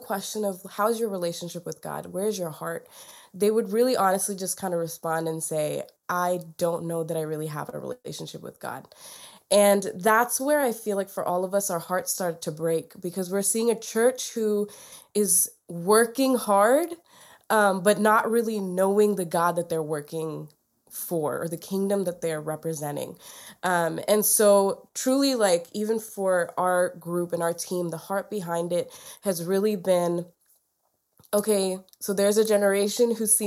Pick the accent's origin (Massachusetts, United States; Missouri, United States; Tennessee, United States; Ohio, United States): Tennessee, United States; also born or lived in Kerala, India; I was born in Kerala, India. Around the time I was like 3, my family and I moved to Tennessee, which is where I've been since